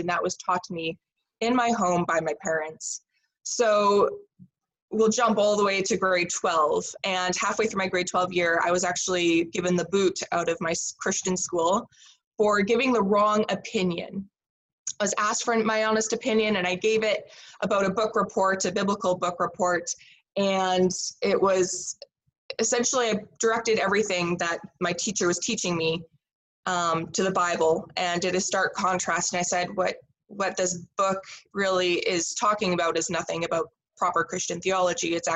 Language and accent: English; Saskatoon, Saskatchewan, Canada; also born or lived in Lloydminster, Saskatchewan; I did grow up in Saskatoon here in Saskatchewan